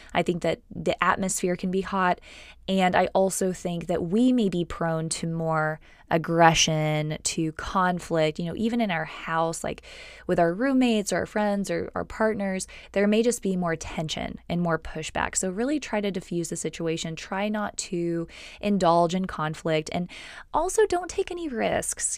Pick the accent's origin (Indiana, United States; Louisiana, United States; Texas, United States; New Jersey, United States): Texas, United States; also born or lived in California; I grew up in Texas. I was born in California. I grew up in Texas